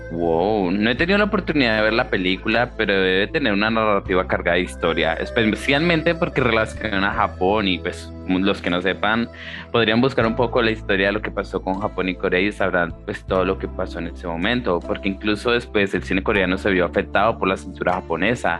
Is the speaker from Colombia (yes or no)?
yes; Colombia; yo soy de Colombia